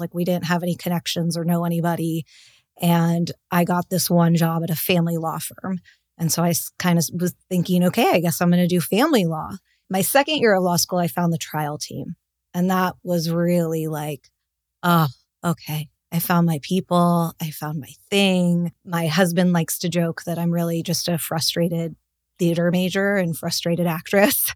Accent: Los Angeles, California, United States; also born or lived in Boston; I grew up in Los Angeles

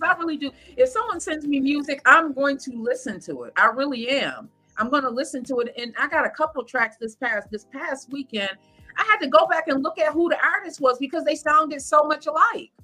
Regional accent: Lackawanna, New York, United States; also born or lived in Buffalo; my hometown of Lackawanna

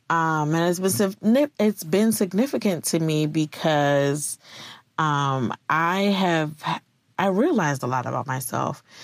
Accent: Virginia, United States; So, um, I am from Virginia. Two years ago, I was in Virginia

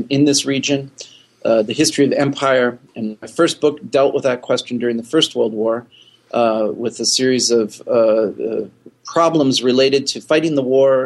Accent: North Woods of Wisconsin, United States; moved away; I am from the North Woods of Wisconsin, where the winters are long

